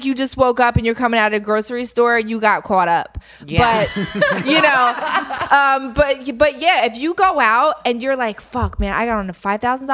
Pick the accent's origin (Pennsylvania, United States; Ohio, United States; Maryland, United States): Pennsylvania, United States; Philadelphia; moved away; I'm from Philly